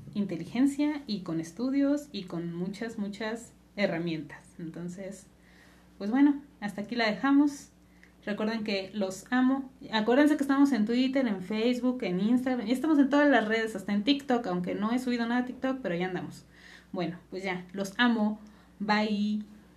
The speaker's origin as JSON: {"language": "Spanish", "country": "Mexico", "said": "los mexicanos"}